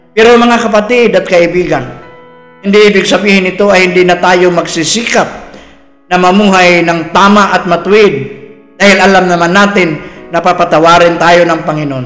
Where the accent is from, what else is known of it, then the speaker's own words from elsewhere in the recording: Philippines; proud ako bilang isang Pilipino